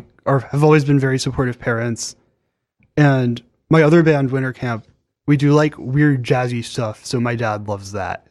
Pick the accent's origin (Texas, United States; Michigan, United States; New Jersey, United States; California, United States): Texas, United States; I'm from Texas.